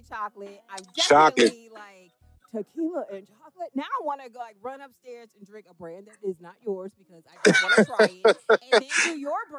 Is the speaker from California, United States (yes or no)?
no; Chicago, Illinois, United States; I'm actually from Chicago